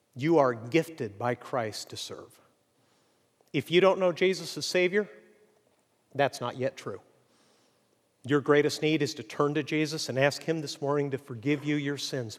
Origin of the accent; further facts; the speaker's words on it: Mexico; moved away as an adult; now in United States; I grew up in Mexico